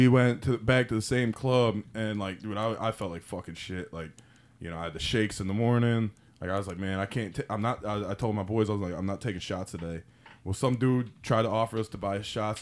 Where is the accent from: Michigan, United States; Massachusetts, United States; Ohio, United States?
Michigan, United States; Detroit